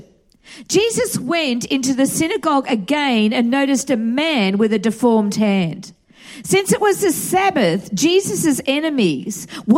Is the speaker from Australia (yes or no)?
yes; Australia; moved away as an adult; also born or lived in Atlanta, Georgia / North Hollywood, Los Angeles; now in United States; growing up in Australia.